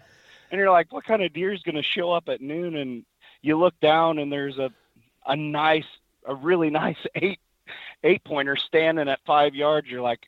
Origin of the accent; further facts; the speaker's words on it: Missouri, United States; So I was from Missouri, and that brings its own challenges, you know, as far as rifle season being right in the middle of the rut.